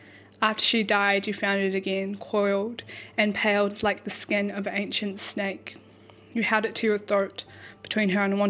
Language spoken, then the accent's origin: English; Wellington, New Zealand; I was born in Wellington and raised here, and my family come from Te Aroha, Ngāti Porou Te Whānau, Apanui, up the east coast.